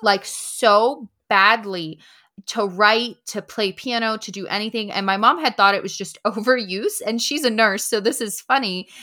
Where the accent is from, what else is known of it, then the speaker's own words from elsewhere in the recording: Punxsutawney, Pennsylvania, United States; I'm settled here. This is my hometown, and I love it. It's just a quaint little town